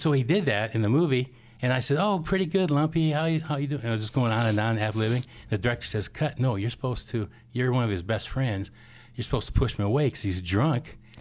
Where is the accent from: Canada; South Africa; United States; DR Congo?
United States; Whittier, Iowa; also born or lived in Cedar Rapids, Iowa; now in Forest City, United States; I was actually born here in Cedar Rapids. Then I moved to Whittier, about six years old, and went to Springville High School in grade school